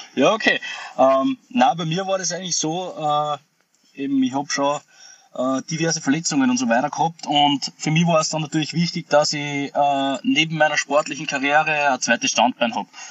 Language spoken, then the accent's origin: German; Austria; ich bin stolzer Österreicher